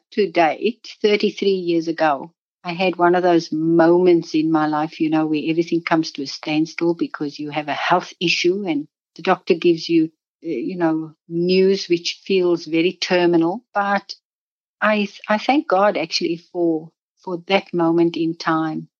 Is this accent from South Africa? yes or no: yes; Cape Town, Western Cape, South Africa; now in Warwick, Australia; I was born in South Africa. I was born in Cape Town.